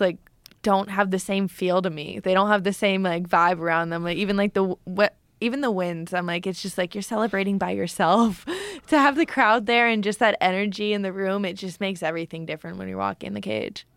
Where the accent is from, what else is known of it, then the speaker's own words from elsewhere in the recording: Canada; now in Florida, United States; me being Canadian fighting in Edmonton